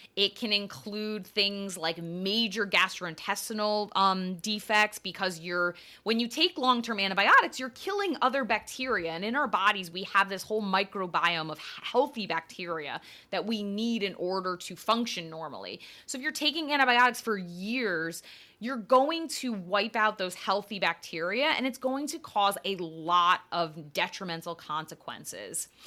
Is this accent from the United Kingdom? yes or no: no; Connecticut, United States; growing up in Connecticut